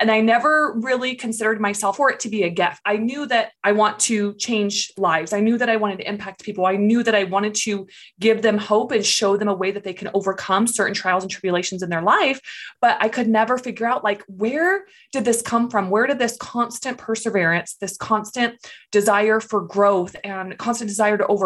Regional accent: California, United States; moved away as an adult; I grew up in California. I lived there for about 23 years

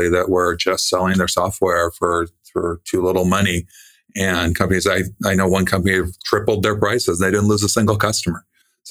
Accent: California, United States; I was born in California

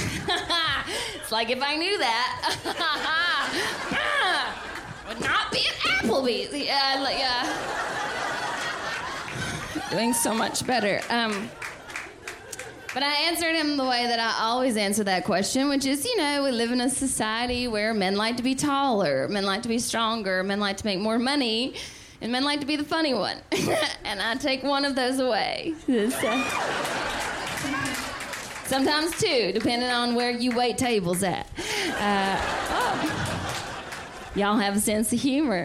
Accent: the South, United States; I'm from the South

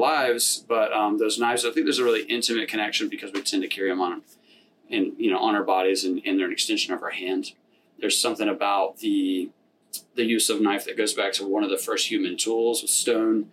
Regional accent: Gulf Coast, United States; now in Richmond, United States; growing up on the Gulf Coast, so it was like a lot more about fishing

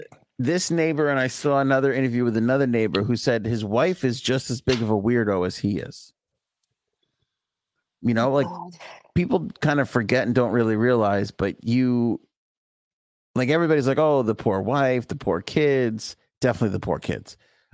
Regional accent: Bayside, New York, United States; my wife likes to sunbathe out in the backyard, you know, because we're from Bayside. We didn't have yards.

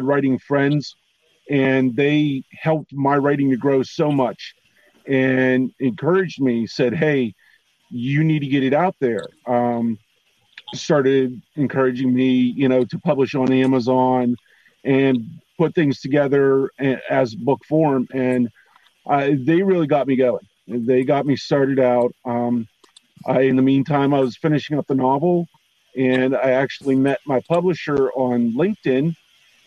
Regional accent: southwestern Pennsylvania, United States; I'm from Pennsylvania, southwestern Pennsylvania, pretty much out in the middle of nowhere

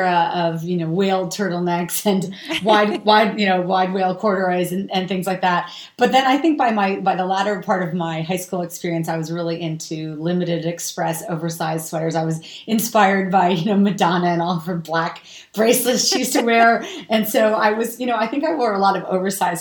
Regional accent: New York City / Westchester County, United States; moved away as an adult; now in Pacific Palisades, United States; I am originally from New York City, but I now reside in the Pacific Palisades in California

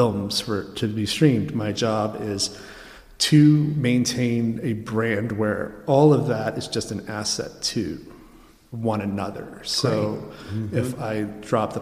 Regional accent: Maine, United States; moved away; my hometown in Maine

